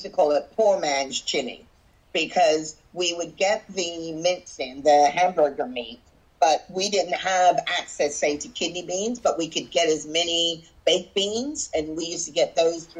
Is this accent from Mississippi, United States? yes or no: no; Wayne, Pennsylvania, United States; also born or lived in Virginia; now in Brighton, United Kingdom; growing up in the suburbs of Philadelphia area